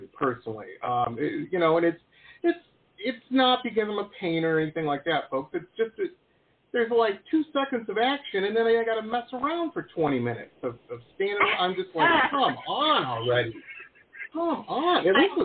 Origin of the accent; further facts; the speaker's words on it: Detroit, Michigan, United States; Detroit, Metro Detroit